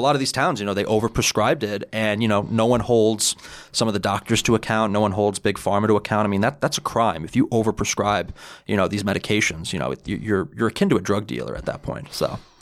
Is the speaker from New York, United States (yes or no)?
yes; New York City, New York, United States; I'm originally from Bayside in Queens.